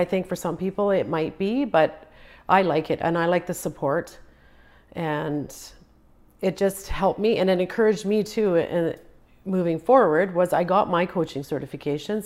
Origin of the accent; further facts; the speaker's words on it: Prince George, British Columbia, Canada; first language Croatian; English is a second language; also born or lived in Croatia; just a year old when I came here